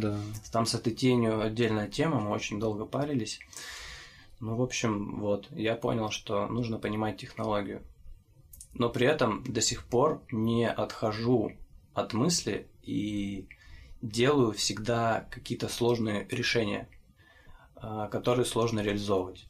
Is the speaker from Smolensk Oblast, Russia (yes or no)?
no; Chelyabinsk, Chelyabinsk Oblast, Russia; я из Челябинска.